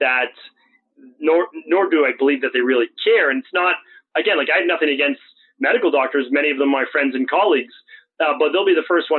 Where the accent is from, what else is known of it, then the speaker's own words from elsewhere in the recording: right outside of Boston, Massachusetts, United States; where I grew up in right outside of Boston